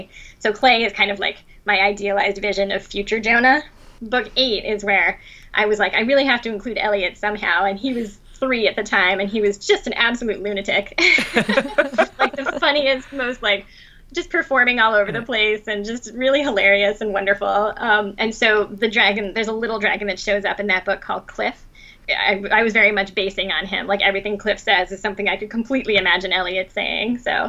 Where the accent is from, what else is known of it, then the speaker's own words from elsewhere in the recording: Asunción, Paraguay; also born or lived in Venezuela; But no, I was born in Venezuela, and we moved several times, but most of my childhood was spent in Paraguay, in Asuncion.